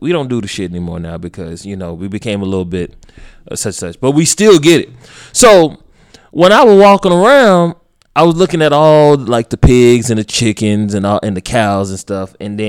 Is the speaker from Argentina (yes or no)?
no; Nigeria; now in United States; You do know I'm Nigerian.